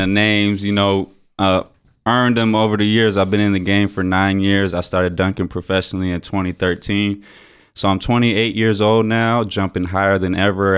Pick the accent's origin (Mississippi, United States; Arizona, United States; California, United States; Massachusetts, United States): Arizona, United States; Tucson; my hometown